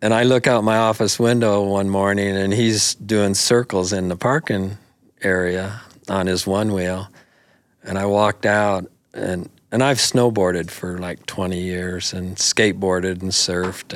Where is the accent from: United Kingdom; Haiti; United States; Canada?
United States; Buffalo, Wyoming; also born or lived in Sheridan, Wyoming; Buffalo, you know, for, for years was my hometown